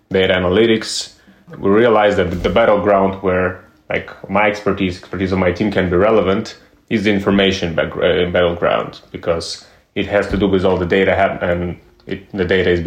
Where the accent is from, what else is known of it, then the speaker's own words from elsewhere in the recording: Ukraine; I'm from Ukraine originally.